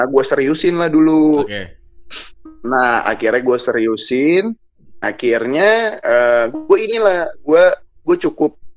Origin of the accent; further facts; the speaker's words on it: Depok, West Java, Indonesia; apalagi gue anak Depok ya ya gue ngerti sih gue nggak bisa generalisasikan anak Depok seperti gue semua ya tapi di saat itu gue sebagai anak Depok gue nggak ada kepikiran cuy buat ah. kuliah di UI.